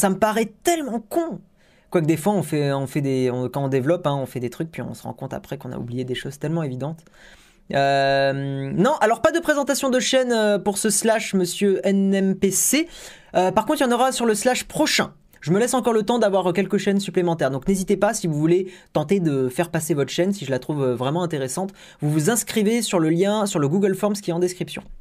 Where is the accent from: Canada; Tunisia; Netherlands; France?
Tunisia; Au fait, chez nous en Tunisie, puisqu'on n'a pas PayPal, on ne peut même pas payer pour Spotify.